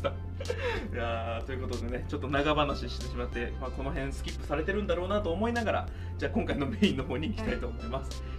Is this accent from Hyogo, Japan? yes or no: no; Tochigi, Japan; 僕が栃木県出身だから